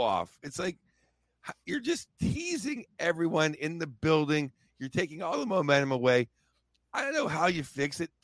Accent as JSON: {"language": "English", "town": "Pittsburgh", "region": "Pennsylvania", "country": "United States", "tie": "born or raised there", "said": "I grew up in Pittsburgh, Pennsylvania"}